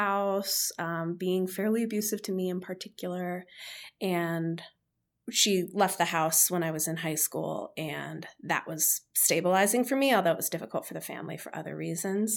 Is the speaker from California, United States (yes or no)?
no; Chicago suburbs, Illinois, United States; moved away; I was born in the Chicago suburbs and the sky is gray for 8 months of the year